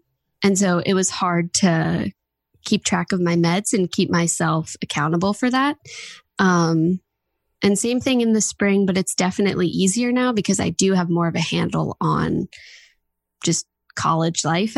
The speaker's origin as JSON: {"language": "English", "region": "New Jersey", "country": "United States", "said": "I'm 19 years old. I'm from New Jersey, and I live with my parents and one of my older sisters."}